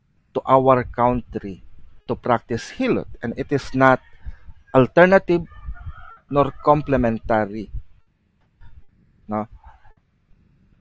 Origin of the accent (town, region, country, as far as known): Philippines